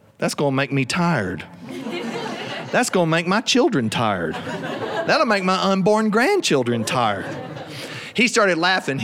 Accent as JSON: {"language": "English", "region": "South Carolina", "country": "United States", "said": "I'm from South Carolina. We have alligator where I live"}